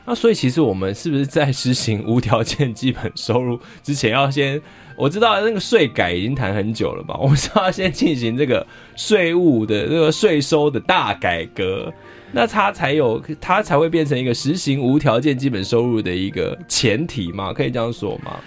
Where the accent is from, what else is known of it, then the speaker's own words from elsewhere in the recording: Taiwan; 我们其实台湾人常，尤其年轻人常有一种感觉